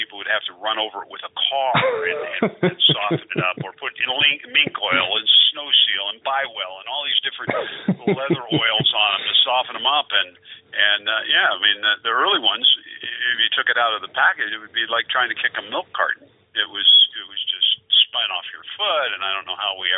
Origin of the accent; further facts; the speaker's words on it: Oregon, United States; I grew up in Oregon